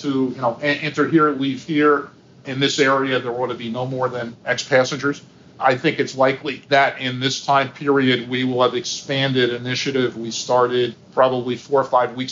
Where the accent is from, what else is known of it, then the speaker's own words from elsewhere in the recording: New York City, New York, United States; I grew up in Queens, New York, riding the 7 train.